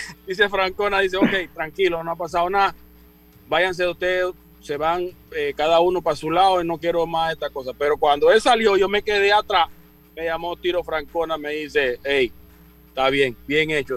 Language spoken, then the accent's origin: Spanish; Chitré, Herrera, Panama; yo vengo de, allá de Costa del Este, yo soy de la Nonal, de Chitré.